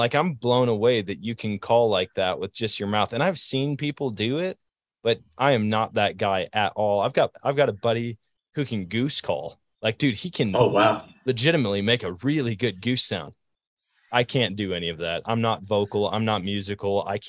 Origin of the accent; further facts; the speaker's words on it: Eau Claire, Wisconsin, United States; I remember the first gimmicky thing that I ever saw was at Shields in my hometown, Eau Claire, Wisconsin.